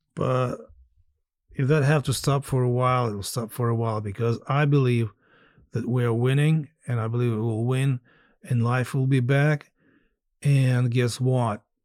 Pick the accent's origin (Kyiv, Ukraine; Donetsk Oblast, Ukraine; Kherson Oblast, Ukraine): Kherson Oblast, Ukraine; Skadovsk; moved away; I really thought that I would probably spend my final years here as well in Skadovsk and the south of Kherson on the Black Sea coast